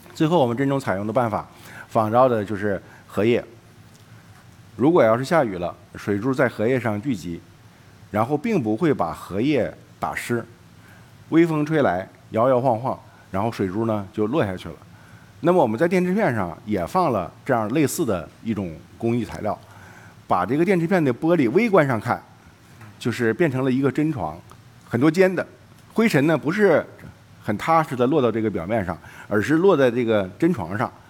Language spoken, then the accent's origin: Chinese; Jilin, China; 我的老家是呃东北吉林，那里有一个景色叫做雾凇，实际上我们当地人叫树挂